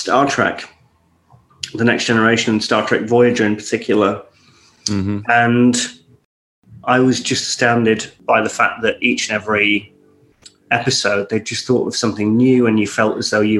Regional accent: Scottish countryside, Scotland, United Kingdom; also born or lived in Warrington; I grew up in the Scottish countryside

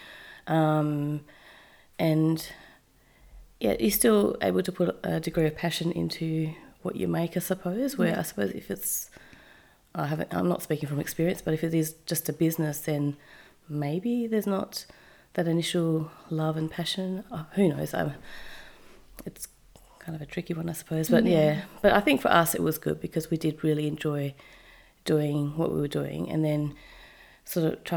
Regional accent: Perth, Western Australia, Australia; moved away as an adult; also born or lived in Japan; now in Melbourne, Australia; So I'm from Perth. Little old Perth. And yeah, so I lived there obviously my whole life

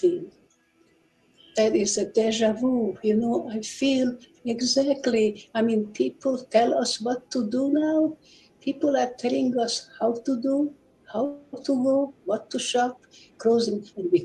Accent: Budapest, Hungary; I was born in Budapest in 1932. I really had no problem growing up

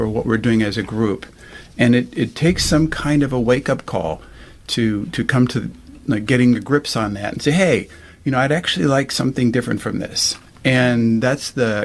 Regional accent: United States; moved away as an adult; also born or lived in Germany; now in Europe; I was born in America

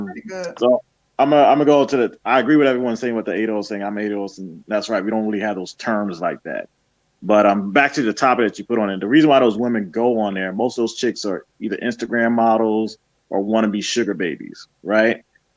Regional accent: New York, United States; because I'm originally from New York.

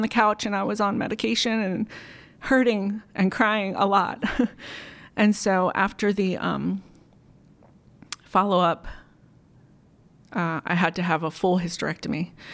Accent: Montgomery County, Maryland, United States; moved away as an adult; now in Timonium, United States; I grew up in Montgomery County

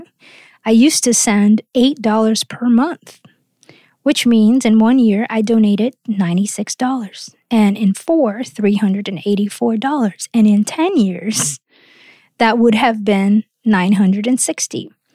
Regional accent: Rio de Janeiro, Brazil; moved away; I grew up surfing in Rio

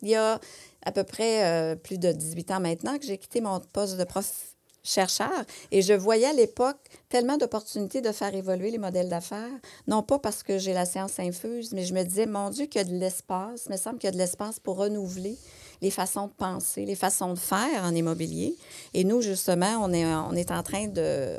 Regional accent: Quebec, Canada; chez nous, au Québec ou ailleurs, au Canada

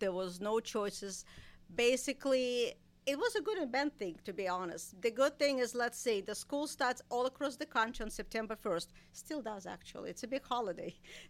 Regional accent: Saint Petersburg, Russia; moved away as an adult; also born or lived in Iowa; now in United States; Yes, I'm from St. Petersburg. I think at that time it's called Leningrad.

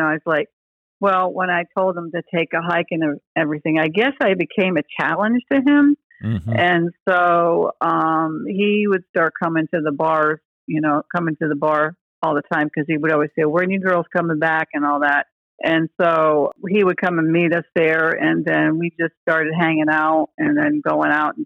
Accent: Milford, Connecticut, United States; also born or lived in New Haven, Connecticut; now in Panama City, United States; I was born in New Haven, Connecticut, and I was raised in Milford, Connecticut.

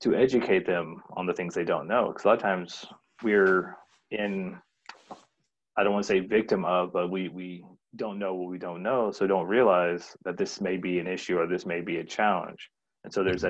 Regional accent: the South, United States; moved away; I grew up in the South, and it started out as Southern Baptist

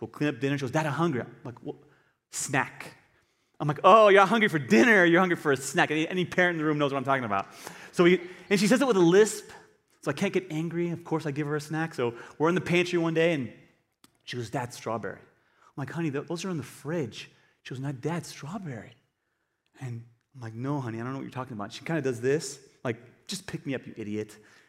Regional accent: United States; Christian. I'm American Christian.

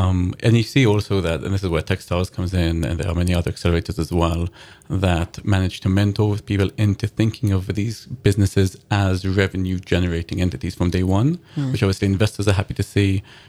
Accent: Israel; also born or lived in London; And I'm British Israeli, so I grew up in Israel and in London.

